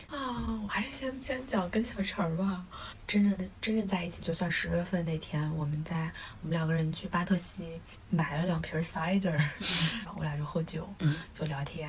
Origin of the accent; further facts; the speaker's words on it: China; 我们中国人